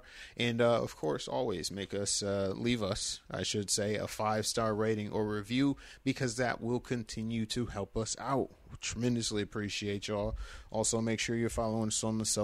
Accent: Flint, Michigan, United States; born or raised there

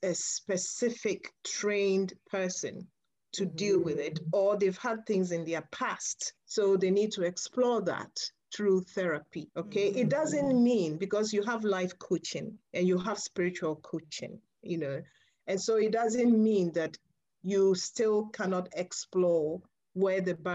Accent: Ghana; moved away as an adult; at 15 years, yes, I would have been obviously growing up in Ghana in a girls' Catholic boarding school

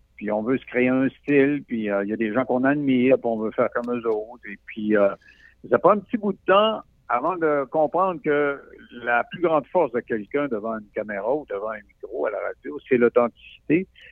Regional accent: Roberval, Quebec, Canada; moved away; je viens de Roberval, ou' lac Saint-Jean

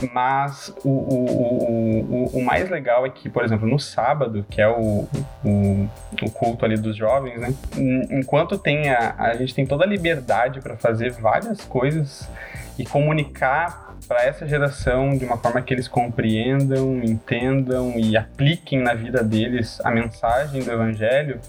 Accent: Gravataí, Rio Grande do Sul, Brazil; só aqui da cidade de Gravataí, é uns 20 minutinhos de Porto Alegre

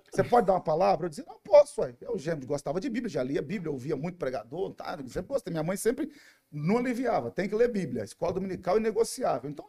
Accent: Minas Gerais, Brazil; born there; nasci no interior de Minas Gerais, né?

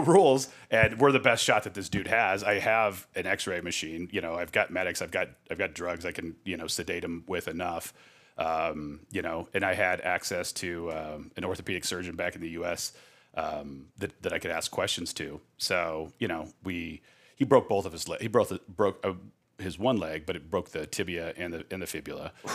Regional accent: Scottsdale, Arizona, United States; growing up in Scottsdale

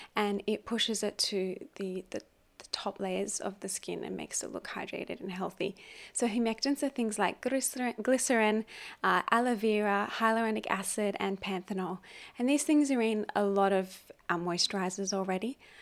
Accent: Australia; now in Hong Kong; my home country, which is Australia.

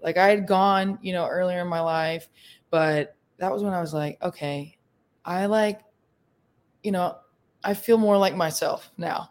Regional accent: Vestavia Hills, Alabama, United States; moved away as an adult; now in Memphis, United States; I am originally from uh, Vestavia Hills, graduated with Roland, um, and now I live in Memphis, Tennessee

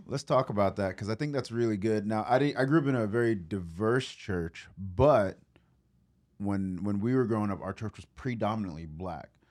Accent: New York City, New York, United States; now in Memphis, United States; I grew up in New York

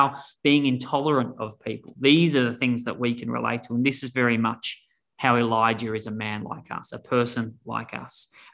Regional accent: Australia; now in Denver, United States; I'm originally from Australia

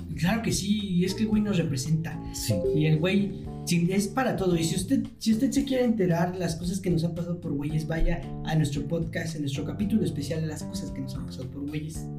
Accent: Mexico; aquí en nuestro queridísimo, queridísimo México

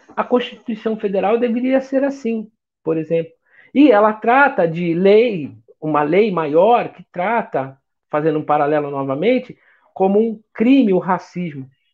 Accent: Rio de Janeiro, Brazil; sou nascido no Rio de Janeiro, sou nascido no Meier

